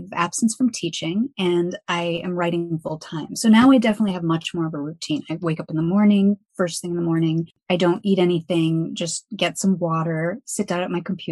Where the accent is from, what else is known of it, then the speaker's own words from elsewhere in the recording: Evanston, Illinois, United States; moved away as an adult; now in Milwaukee, United States; I was born and raised in a suburb of Chicago called Evanston. So I'm from Evanston